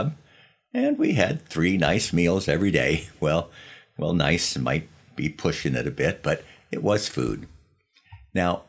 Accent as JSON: {"language": "English", "town": "Los Angeles", "region": "California", "country": "United States", "tie": "born or raised there", "said": "the pictures of my hometown"}